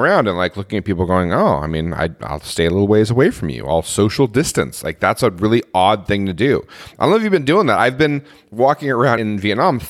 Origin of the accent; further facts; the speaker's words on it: United States; moved away; I'm American